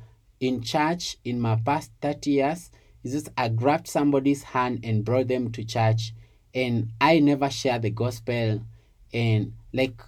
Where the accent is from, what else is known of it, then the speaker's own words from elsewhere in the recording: Kitale, Trans-Nzoia County, Kenya; I was born and raised in Kitale